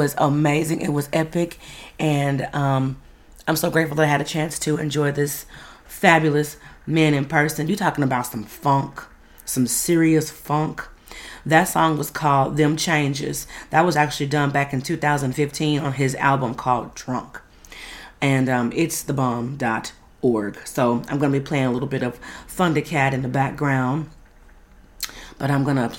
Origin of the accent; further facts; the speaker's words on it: Dallas, Texas, United States; Oak Cliff, that's my hood